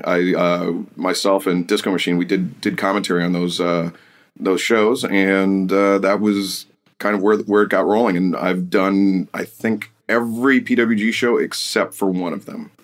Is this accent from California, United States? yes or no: no; Detroit, Michigan, United States; growing up in Detroit